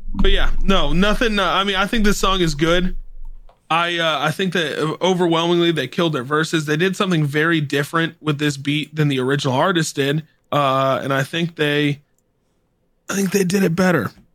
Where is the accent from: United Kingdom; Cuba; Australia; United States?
United States; the South; I grew up in the South